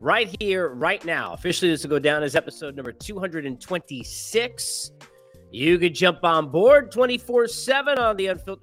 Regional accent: New York, United States; as a New Yorker

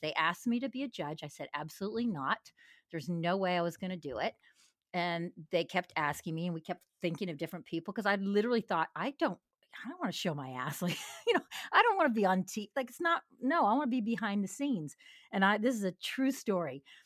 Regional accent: Los Angeles, California, United States; moved away as an adult; now in Nashville, United States; I come from, I'm from Los Angeles.

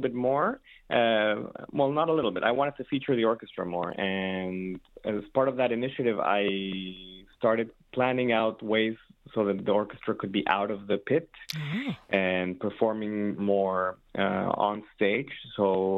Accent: Mexico City, Mexico; moved away as an adult; also born or lived in San Francisco, United States / Ann Arbor, Michigan, United States / Boston, United States; now in Detroit, United States; I'm Mexican, born and raised in Mexico City, and I was there until I was 18 years old.

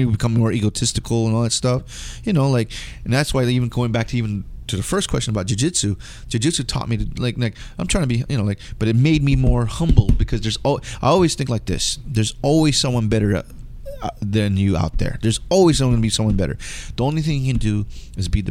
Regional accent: West Coast, United States; being a Filipino American growing up in the West Coast

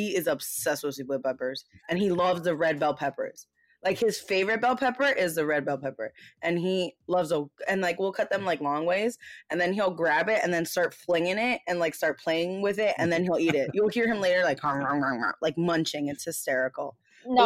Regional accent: United States; I was born in the States.

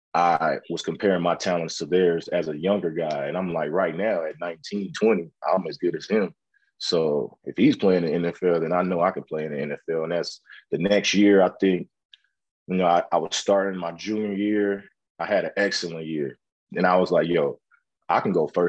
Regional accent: West Coast, United States; moved away; I'm from the West Coast

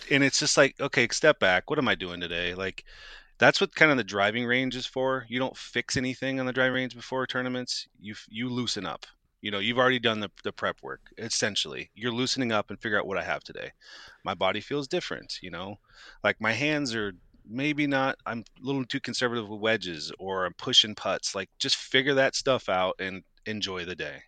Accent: Moscow, Idaho, United States; growing up in Moscow

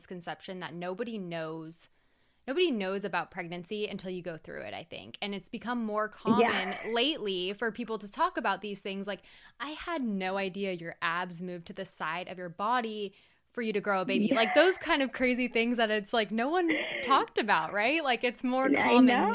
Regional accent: California, United States; also born or lived in Iowa; I'm from California

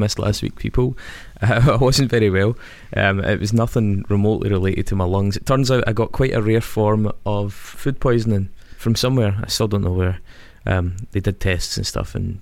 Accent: Stirling, Scotland, United Kingdom; I come from Stirling

